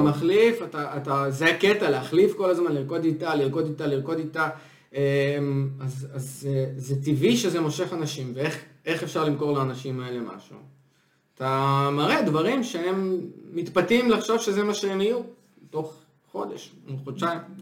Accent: Israel

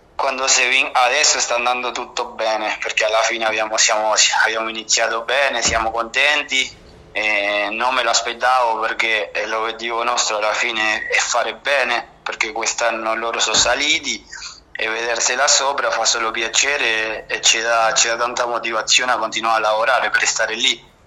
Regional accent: Buenos Aires, Argentina; Italian is a second language; moved away as an adult; also born or lived in Avezzano / Bari / Sardinia; now in Rome, Italy; io sono nato a Buenos Aires, Argentina, al quartiere della Boca, proprio a 300 metri dalla Pomponera

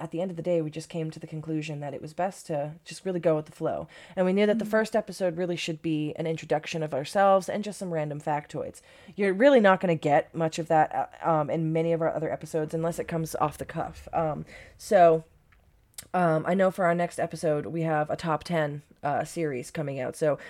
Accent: Maine, United States; also born or lived in Haverhill, Massachusetts; I was raised in Maine from a year on. But I was born in Haverhill, Massachusetts

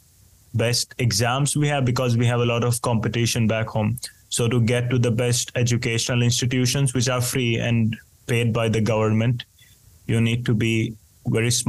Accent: India; now in Finland; in a country like mine, for example, where I grew up in India

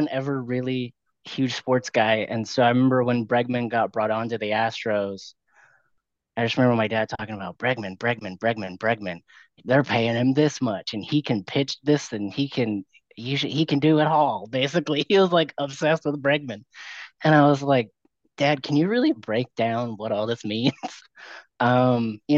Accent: Houston, Texas, United States; I was born and raised in the Houston area

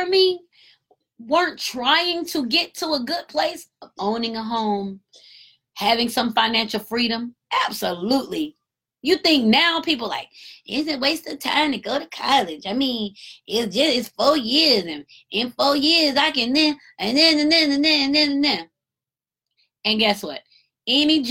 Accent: Marietta, Georgia, United States; That's my hometown, Cobb County. I'm from Marietta

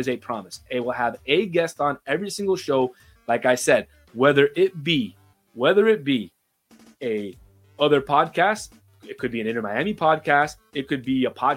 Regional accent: Uruguay; I'm from Uruguay

